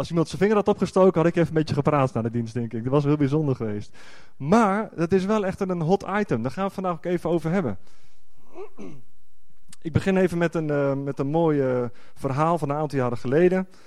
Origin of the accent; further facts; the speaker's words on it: Netherlands; voor mij als echte Nederlander, als je dan een andere taal Gods, eh, Gods woord hoort, ja, dat doet dan toch wat